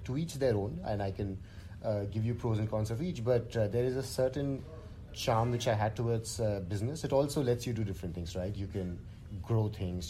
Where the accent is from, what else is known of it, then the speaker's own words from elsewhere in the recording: India; as an Indian male engineer